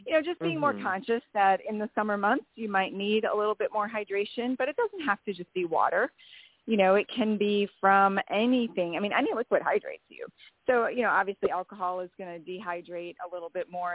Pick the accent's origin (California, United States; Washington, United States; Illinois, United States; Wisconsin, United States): Wisconsin, United States; I grew up in Wisconsin and card games were like the thing